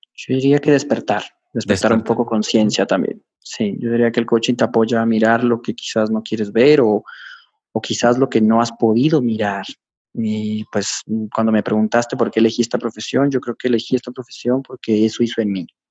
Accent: Ecuador; como decimos en mi país, Ecuador

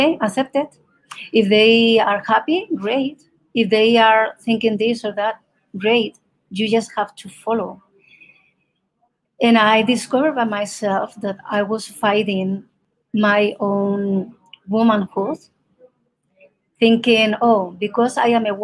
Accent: Spain; first language Spanish; English is a second language; moved away as an adult; now in Colorado, United States; I am from Spain originally, but I'm living now in Colorado

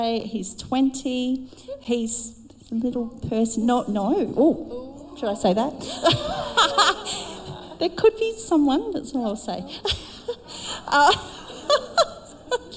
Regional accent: South Australia, Australia; moved away; I'm from South Australia

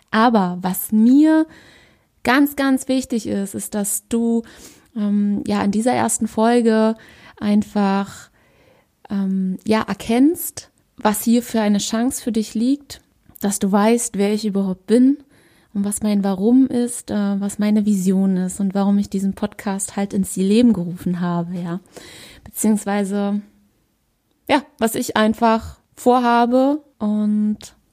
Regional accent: Berlin, Germany; ich bin 32, ich komme aus Berlin und ich bin ganzheitlicher Coach.

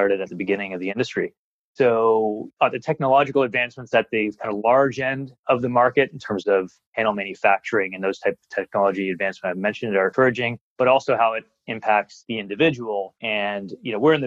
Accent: Ontario, Canada; now in Australia; I'm from Canada

